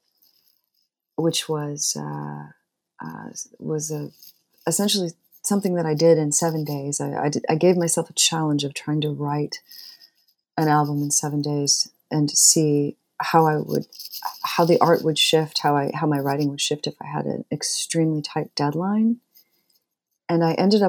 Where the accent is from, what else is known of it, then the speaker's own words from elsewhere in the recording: Torrance, California, United States; now in Bloomington, United States; I grew up in Torrance, which is one of the south suburbs